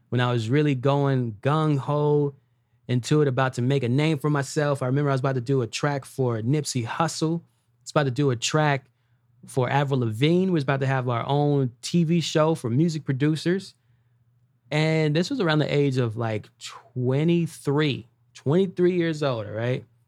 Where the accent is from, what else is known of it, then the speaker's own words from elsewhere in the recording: Los Angeles, California, United States; I grew up in Watts, California.